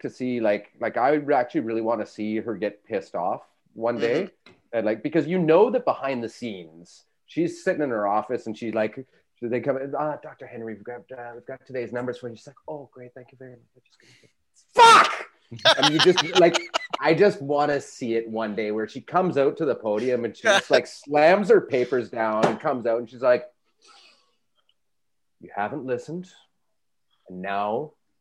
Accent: Aldergrove, British Columbia, Canada; I grew up in Aldergrove

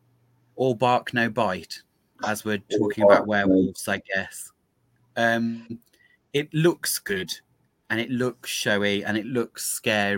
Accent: United Kingdom; particularly being British and knowing quite how mongrel our blood is

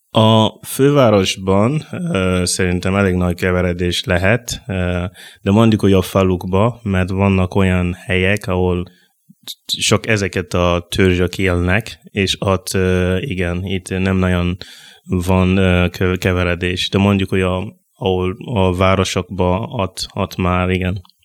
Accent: Burkina Faso; first language Mooré; Hungarian is a second language; moved away as an adult; now in Hungary; Burkina Faso-ból jövök.

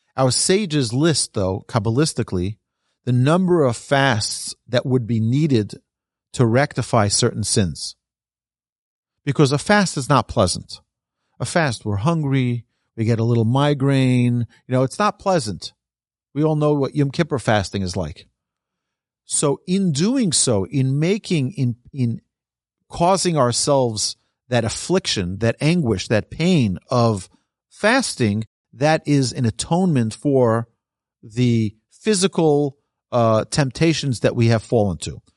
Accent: New York, United States; I'm from New York.

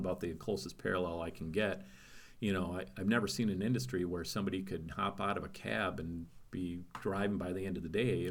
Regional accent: Wisconsin, United States; I grew up in Wisconsin

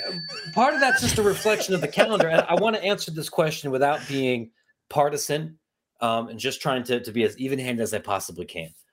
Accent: Ohio, United States; I'm from Ohio

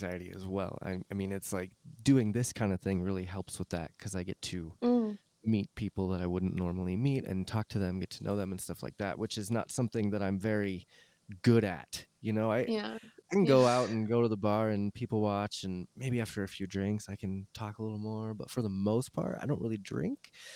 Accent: Loveland, Colorado, United States; I was born in Loveland, but it's right by Fort Collins

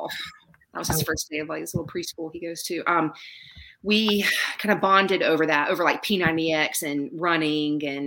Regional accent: Savannah, Georgia, United States; now in South Carolina, United States; I grew up in Savannah, Georgia, so I went to the beach all the time

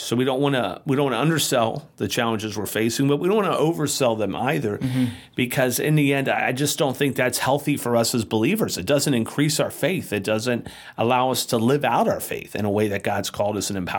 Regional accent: United States; as a Christian living in America.

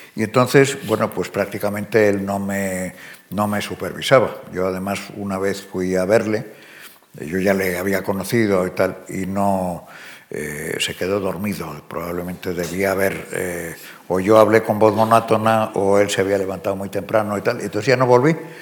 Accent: Spain; moved away as an adult; also born or lived in United States; Yo eh, soy español, aunque no viva en España.

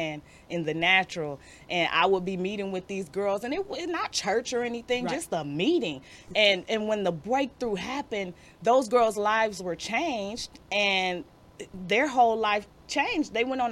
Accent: Detroit, Michigan, United States; I definitely was born and raised. I went through Detroit Public School System, and I graduated from Denby

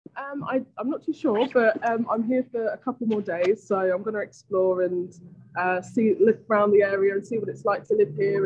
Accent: London, United Kingdom; moved away as an adult; now in Los Angeles, United States; I grew up in London, a single parent family

